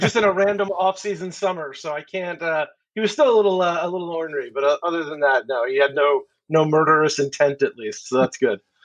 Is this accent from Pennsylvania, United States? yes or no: yes; outside of Philadelphia, Pennsylvania, United States; moved away as an adult; I grew up in the Northeast. I grew up outside of Philadelphia